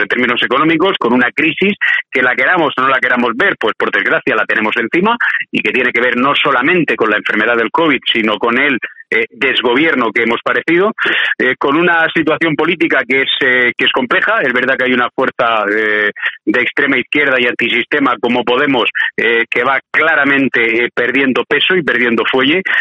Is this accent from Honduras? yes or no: no; Spain; como español